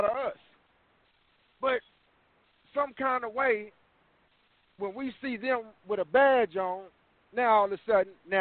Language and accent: English; Texas, United States; I'm from Texas